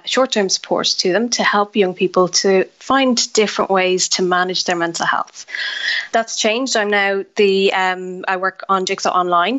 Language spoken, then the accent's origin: English; Ireland; as Irish people, we're good at having the chats